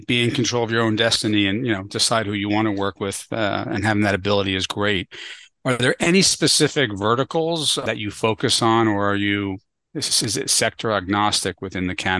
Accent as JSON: {"language": "English", "town": "New York City", "region": "New York", "country": "United States", "tie": "born or raised there", "said": "My hometown."}